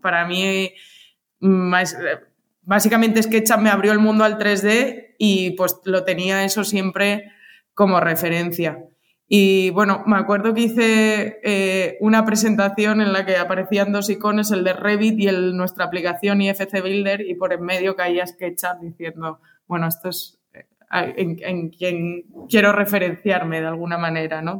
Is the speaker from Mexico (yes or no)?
no; Alicante, Valencian Community, Spain; moved away as an adult; also born or lived in Madrid / Chicago; soy de Alicante